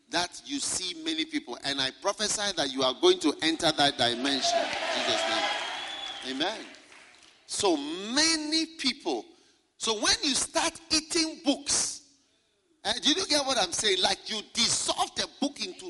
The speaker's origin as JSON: {"language": "English", "country": "Ghana", "said": "I'm from Ghana"}